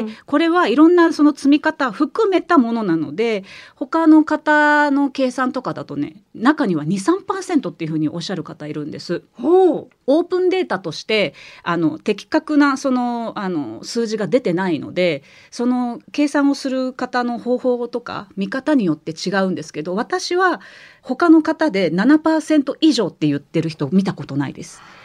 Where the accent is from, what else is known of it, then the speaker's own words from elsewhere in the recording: Osaka, Japan; accent: Kansai-ben; 私関西出身なんで